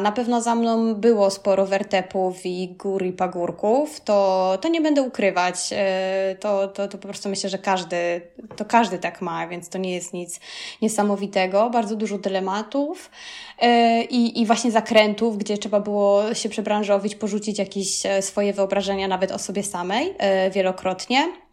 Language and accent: Polish; Kraków, Lesser Poland, Poland; moved away as an adult; also born or lived in Rome, Italy; now in Italy; jestem z Krakowa